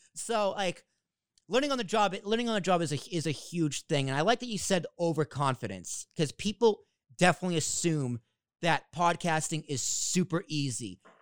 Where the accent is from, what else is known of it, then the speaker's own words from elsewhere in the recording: Boston, Massachusetts, United States; accent: New York Boston accent; moved away; also born or lived in Long Island, New York; I grew up in Boston. So, and my dad's from Jersey. So, I have a little bit of both of the New York